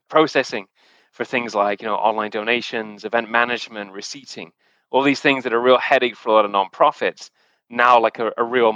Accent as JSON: {"language": "English", "area": "the Northwest", "region": "North West England", "country": "United Kingdom", "tie": "born or raised there", "also_born_or_lived": "London / Zurich, Switzerland", "moved": "as an adult", "lives_now": "Canada", "said": "originally from the UK. I moved to Canada about 10 years ago at this point in time, and my actual background was born and raised around in the Northwest"}